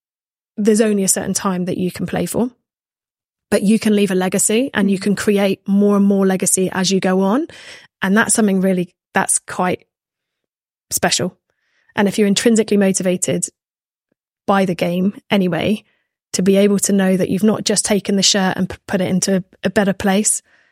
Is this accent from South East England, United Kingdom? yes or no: no; Minehead, South West England, United Kingdom; I'm just from Minehead. Like, I just played rugby and now I'm here